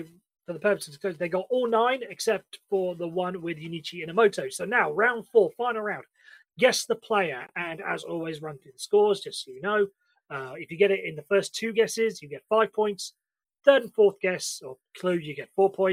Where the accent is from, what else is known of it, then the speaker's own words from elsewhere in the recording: United Kingdom; we British